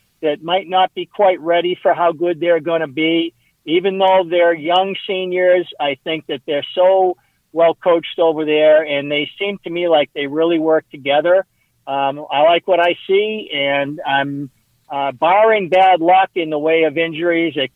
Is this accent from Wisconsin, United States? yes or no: no; Walpole, Massachusetts, United States; my hometown of Walpole